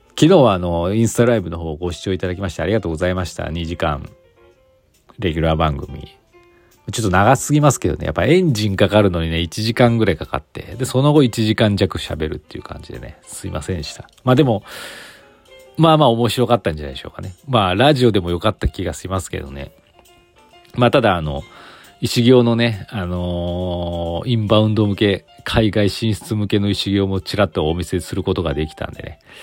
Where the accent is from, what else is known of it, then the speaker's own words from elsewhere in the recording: Aichi, Japan; now in Gifu, Japan; 私愛知出身